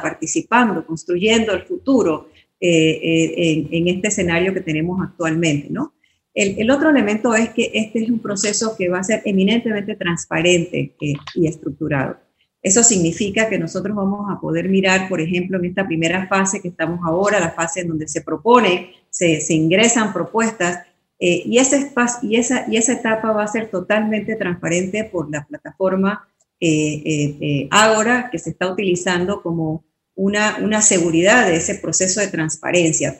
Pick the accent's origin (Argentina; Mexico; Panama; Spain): Panama; somos todos profesionales panameños